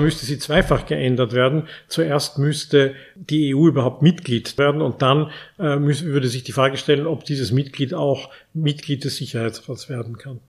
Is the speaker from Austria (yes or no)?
yes; Austria; unser großes Talent als Österreicher